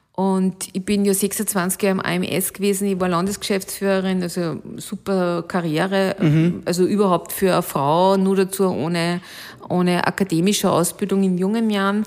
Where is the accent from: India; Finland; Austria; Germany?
Austria; Alkoven, Upper Austria; meine Heimatgemeinde heißt Alkoven